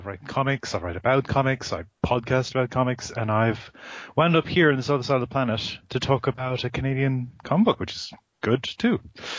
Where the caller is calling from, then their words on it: Melbourne, Victoria, Australia; while I don't sound like it, I'm calling you from Australia.